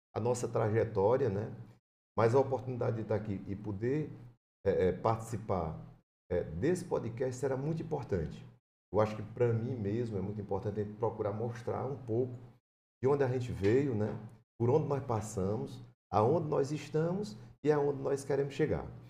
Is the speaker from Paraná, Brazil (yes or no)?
no; Iracema, Ceará, Brazil; Eu nasci na cidade de Iracema, Fica ali no Vale do Jaguaribe, né? É. Que bem pertinho. É uma cidade que eu tenho um carinho todo especial, porque lá eu nasci e morei até os 18 anos